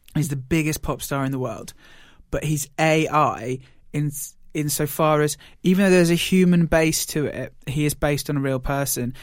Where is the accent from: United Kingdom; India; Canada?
United Kingdom; we're British